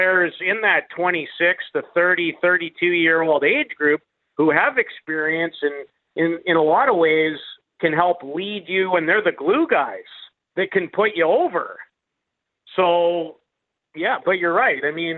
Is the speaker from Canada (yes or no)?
yes; Canada; going to be even a little more excited about thinking about being Canadian this year, tomorrow, than I usually am.